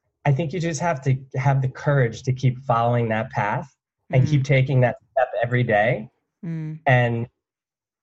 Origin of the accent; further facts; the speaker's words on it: New Jersey, United States; where I grew up from in New Jersey